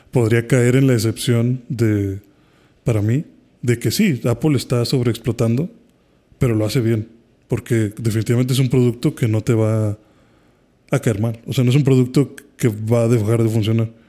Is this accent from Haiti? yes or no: yes; Haiti; yo que soy de Haití, sí me he llegado a discutir con usuarios